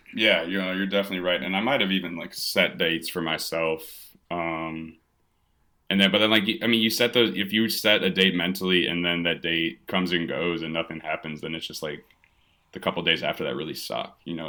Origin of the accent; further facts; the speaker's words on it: Evanston, Illinois, United States; also born or lived in Penn State; now in Chicago, United States; I was born in Chicago, but did all my, uh, all my growing in Evanston, which is just north of the city